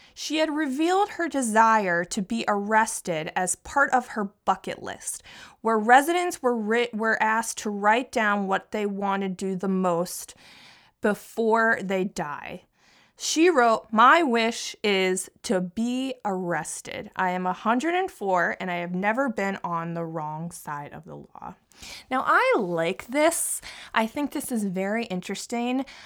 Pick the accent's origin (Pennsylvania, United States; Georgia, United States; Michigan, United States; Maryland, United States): Pennsylvania, United States; Philadelphia; also born or lived in New York; now in New Jersey, United States; I grew up in Philadelphia